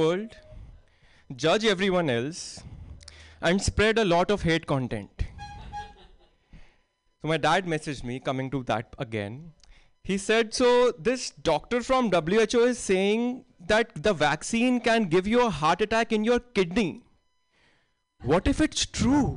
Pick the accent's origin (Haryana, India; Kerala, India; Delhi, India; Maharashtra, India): Delhi, India; moved away as an adult; now in United States; I am from Delhi. No, not the food joint, the city Delhi. And in Delhi, you are taught this from childhood